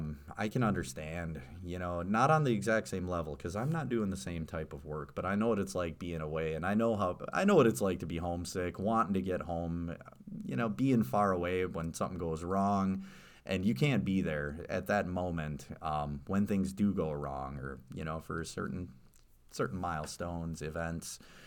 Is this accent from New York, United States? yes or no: no; Stevens Point, Wisconsin, United States; Because I grew up in Stevens Point, actually, and I still remember going, taking the mountain bikes out on the Green Circle Trail.